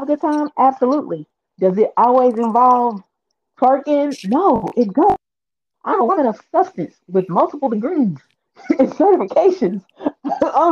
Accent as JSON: {"language": "English", "region": "Arkansas", "country": "United States", "tie": "born or raised there", "also_born_or_lived": "Columbus, Ohio", "moved": "yes", "lives_now": "Ohio, United States", "said": "I'm originally from Arkansas"}